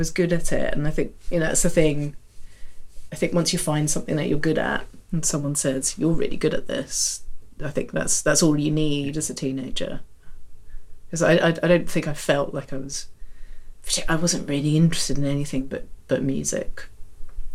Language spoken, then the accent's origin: English; London, United Kingdom; I grew up in Chiswick